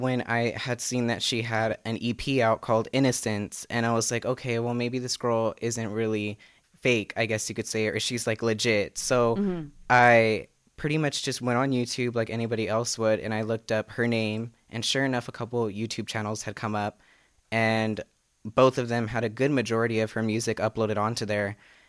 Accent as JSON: {"language": "English", "town": "Fresno", "region": "California", "country": "United States", "said": "I'm 19 years old. I'm from Fresno, California. I'm a college student at Fresno Pacific University."}